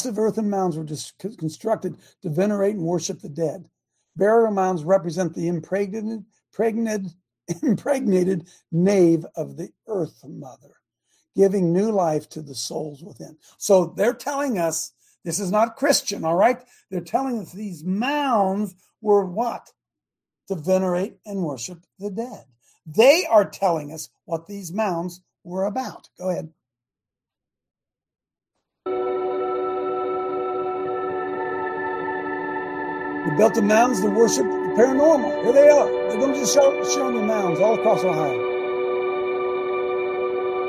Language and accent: English; Ohio, United States; I live here. I mean, it's my hometown.